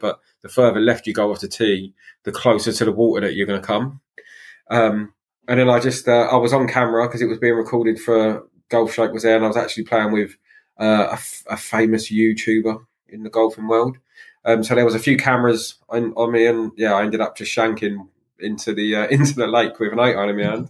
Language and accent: English; England, United Kingdom; being English